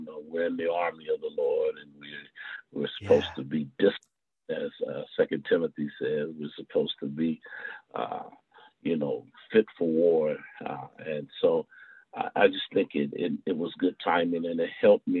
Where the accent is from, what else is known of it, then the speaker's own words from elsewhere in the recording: Indianapolis, Indiana, United States; I'm born and bred in Indianapolis, Indiana, a product of Indianapolis Public Schools